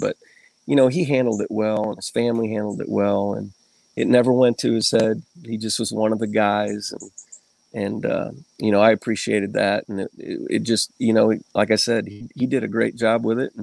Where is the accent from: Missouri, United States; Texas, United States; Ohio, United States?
Ohio, United States; Northwest; born and raised in Ohio.